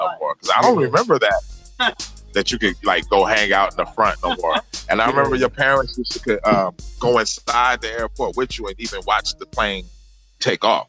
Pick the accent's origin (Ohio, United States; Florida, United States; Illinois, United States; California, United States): California, United States; Fresno; now in Southern California, United States; I come from Fresno first, but I grew up all over Cal